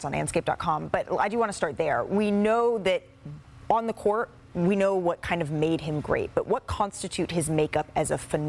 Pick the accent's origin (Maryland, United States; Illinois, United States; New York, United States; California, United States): California, United States; Oakland; I grew up in Oakland.